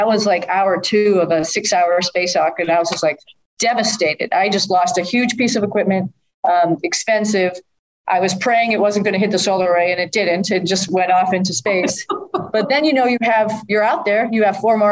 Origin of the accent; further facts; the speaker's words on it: Needham, Massachusetts, United States; As a kid from Needham, Massachusetts